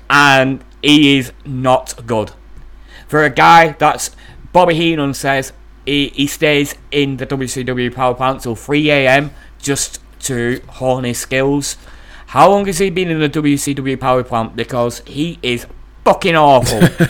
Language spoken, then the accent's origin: English; East Lancashire, North West England, United Kingdom; I, I am a guy from East Lancashire, the north of England.